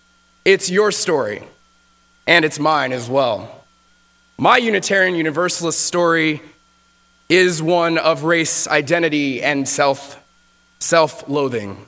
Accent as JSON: {"language": "English", "region": "Texas", "country": "United States", "tie": "born or raised there", "moved": "yes", "said": "I grew up in Texas"}